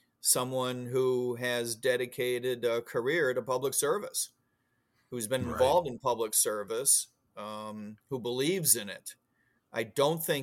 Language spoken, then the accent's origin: English; Illinois, United States; also born or lived in Florida; now in Virginia, United States; I grew up in Illinois